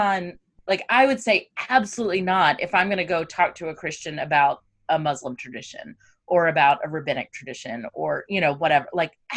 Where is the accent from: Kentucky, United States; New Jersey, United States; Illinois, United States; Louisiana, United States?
Kentucky, United States; I grew up in Kentucky